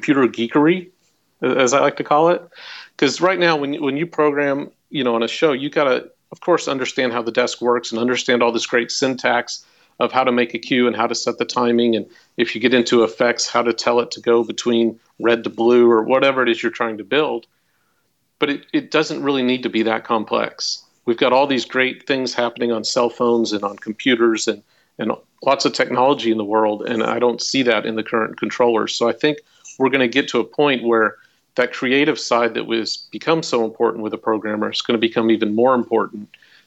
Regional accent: Irving, Texas, United States; the public school where I was growing up in Irving, Texas

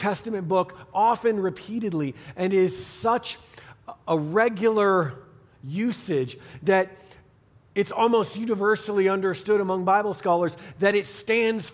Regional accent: Northeast, United States; now in Colorado, United States; growing up in the Northeast on skis since I can remember

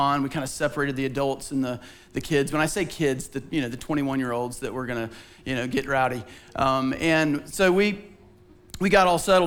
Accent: Bible Belt, Southeast, United States; growing up in the Southeast in the Bible Belt

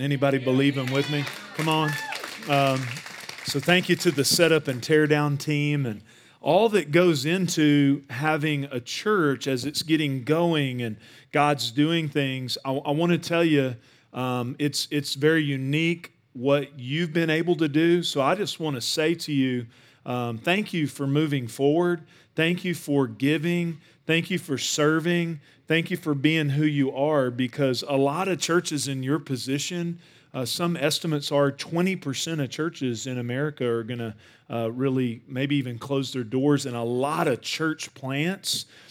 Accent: Northeast Texas, United States; I grew up in Northeast Texas

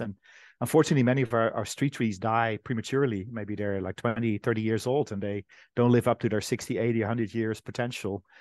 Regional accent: Netherlands; my home country, the Netherlands

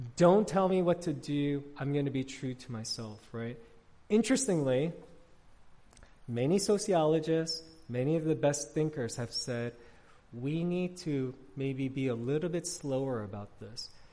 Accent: New York City, New York, United States; now in Arlington, Virginia, United States; I grew up in New York City

